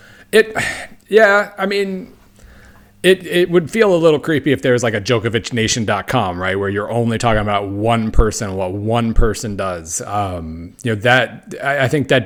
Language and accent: English; Oklahoma, United States; I grew up in Oklahoma